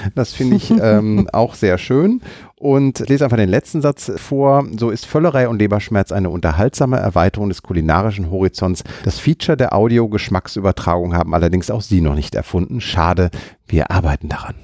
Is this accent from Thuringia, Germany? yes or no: no; Düsseldorf, North Rhine-Westphalia, Germany; als Düsseldorfer